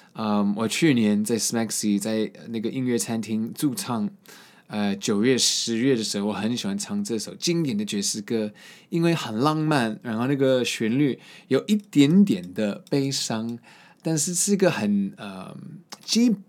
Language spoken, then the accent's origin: Chinese; Boston, Massachusetts, United States; moved away; 我在博士论出生那边也有很多这首树